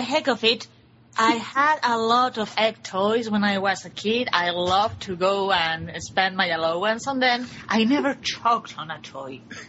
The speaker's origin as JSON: {"language": "English", "country": "Spain", "said": "I'm from Spain."}